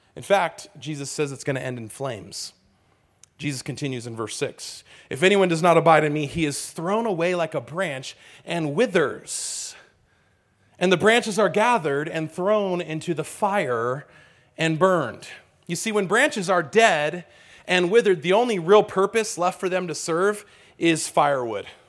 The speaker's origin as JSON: {"language": "English", "region": "California", "country": "United States", "tie": "born or raised there", "said": "I grew up in California"}